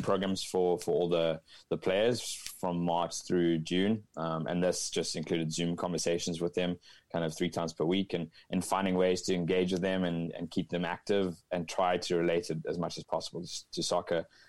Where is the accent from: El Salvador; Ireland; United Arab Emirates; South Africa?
South Africa; Cape Town, Western Cape; moved away as an adult; now in Northern California, United States; I'm originally from Cape Town, South Africa, a beautiful part of the world